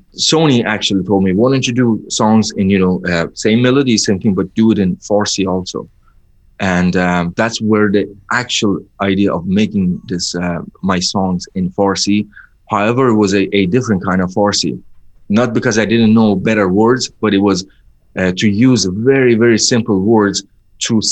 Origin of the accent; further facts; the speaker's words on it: Sweden; also born or lived in Iran / Spain; when we moved from Iran, when I was very young, we lived in Spain for a year. And then afterwards, we moved to Sweden